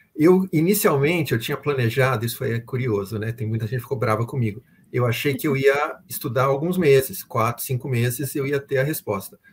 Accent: São Paulo, Brazil; moved away as an adult; now in New York, United States; Eu sou original de São Paulo, sou paulistano

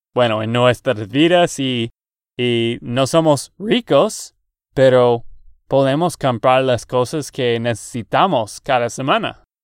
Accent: Texas, United States; de Texas, Estados Unidos

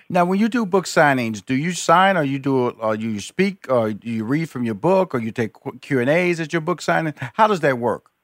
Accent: Houston, Texas, United States; I'm a Texan.

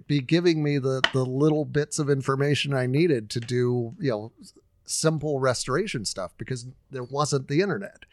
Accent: Huntington Beach, California, United States; moved away; I grew up in Huntington Beach

